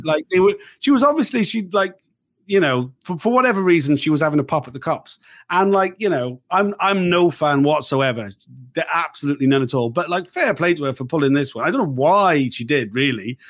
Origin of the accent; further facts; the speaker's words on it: South Wales, United Kingdom; I'm from South Wales. I grew up in the eighties